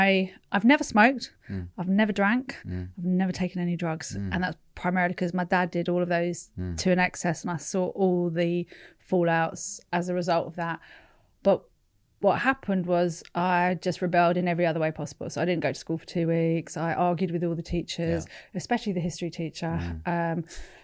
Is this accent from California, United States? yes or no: yes; Sunnyvale, California, United States; I was born in I was born in California, but I was born in and around Sunnyvale and Palo Alto, which is where all the big tech companies were starting to spring up.